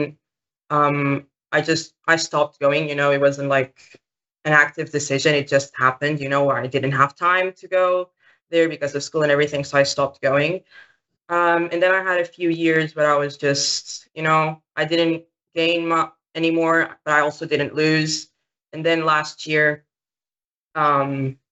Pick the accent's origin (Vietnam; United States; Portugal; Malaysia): Portugal; I'm 16. I'm from Portugal.